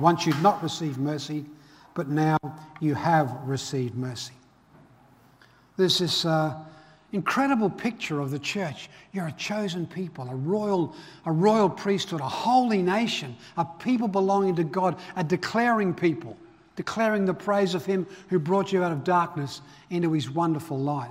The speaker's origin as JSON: {"language": "English", "town": "Belfast", "region": "Northern Ireland", "country": "United Kingdom", "tie": "born or raised there", "moved": "yes", "said": "grew up, I was born in Belfast, Northern Ireland."}